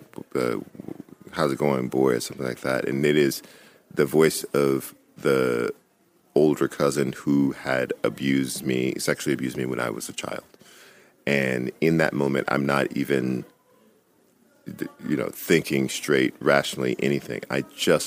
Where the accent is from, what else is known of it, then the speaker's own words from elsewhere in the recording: Louisiana, United States; in Louisiana, everybody had guns. I didn't know of a single house in my hometown where people didn't have guns